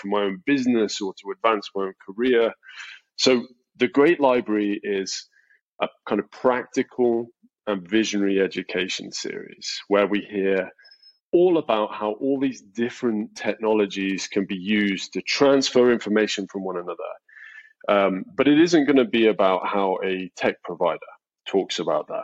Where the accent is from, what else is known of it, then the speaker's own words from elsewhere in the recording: England, United Kingdom; moved away as an adult; now in United States; I'm English, and I've been in the US about 5 years.